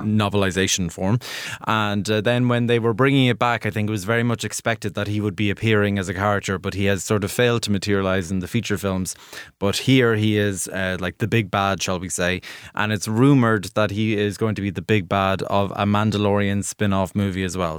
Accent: Ireland; as an Irish viewer

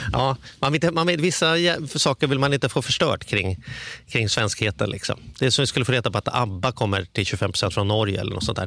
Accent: Stockholm, Stockholm County, Sweden; jag kommer från Stockholm

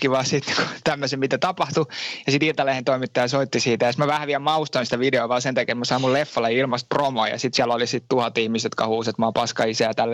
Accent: Finland; moved away as an adult; now in France; Mä oon Suomesta lähtenyt joo ja tota, tämän, tämmönen, me läht, lähti tänne opiskelemaan

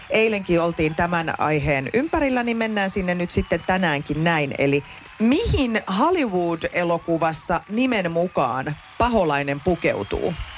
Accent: Hämeenkyrö, Pirkanmaa, Finland

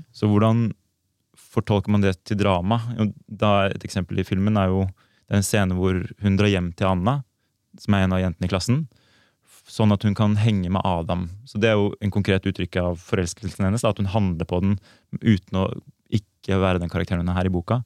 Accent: Oslo, Norway; also born or lived in Copenhagen; Jeg er også født i 88, også fra Oslo

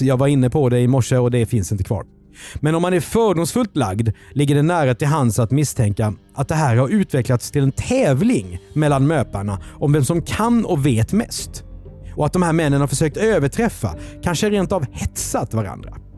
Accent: Karlskrona, Blekinge, Sweden; för mig som är uppvuxen i Karlskrona

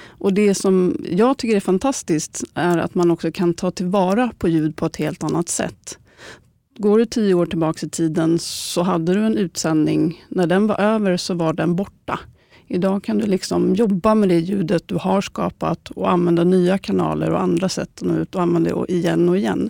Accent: Stockholm, Stockholm County, Sweden; är född och uppvuxen i Stockholm och har bott i mer än 30 år innanför tullarna

